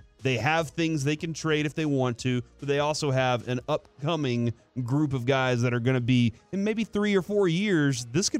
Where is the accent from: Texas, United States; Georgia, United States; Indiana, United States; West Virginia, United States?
Texas, United States; Dallas; but I grew up on Jake's in my old neighborhood in East Dallas, dude.